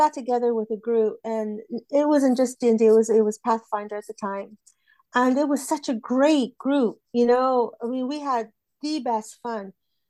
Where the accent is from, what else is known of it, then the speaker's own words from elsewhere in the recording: Texas, United States; now in United Kingdom; Texas. Yeah, but I'm British now, so.